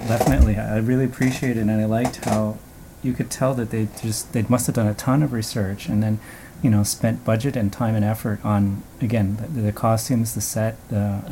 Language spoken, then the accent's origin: English; Canada; I have Filipino lineage, and even though I grew up in Canada